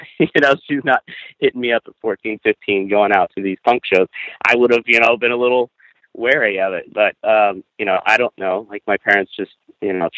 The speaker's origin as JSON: {"language": "English", "town": "Kansas City", "region": "Missouri", "country": "United States", "tie": "born or raised there", "said": "growing up in the Kansas City music scene"}